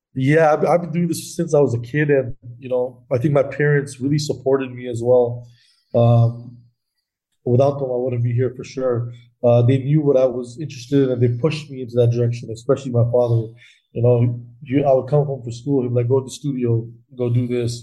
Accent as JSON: {"language": "English", "country": "Canada", "said": "being Canadian"}